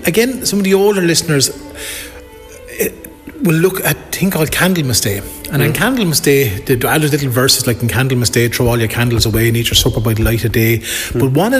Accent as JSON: {"language": "English", "town": "Wexford", "region": "Leinster", "country": "Ireland", "tie": "born or raised there", "said": "growing up in Wexford town."}